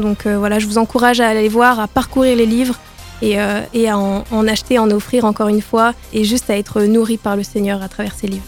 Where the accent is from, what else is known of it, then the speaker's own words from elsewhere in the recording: Nord, Hauts-de-France, France; now in Grenoble, France; Je suis née dans le Nord. Je suis une ch'ti